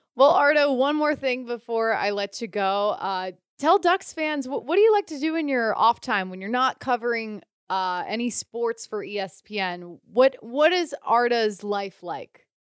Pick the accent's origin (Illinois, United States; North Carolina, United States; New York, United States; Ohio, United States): Ohio, United States; now in California, United States; I'm from Ohio. I grew up in the Midwest